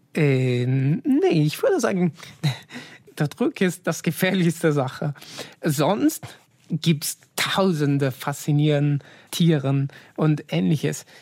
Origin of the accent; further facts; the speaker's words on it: Italy; German is a second language; moved away; als Italiener